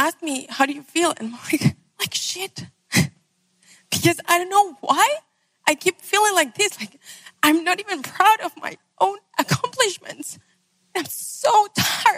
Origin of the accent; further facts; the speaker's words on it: Venezuela; I'm from Venezuela